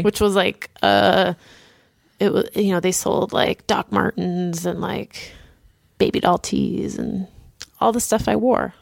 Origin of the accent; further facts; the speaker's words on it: Boston, Massachusetts, United States; it's my hometown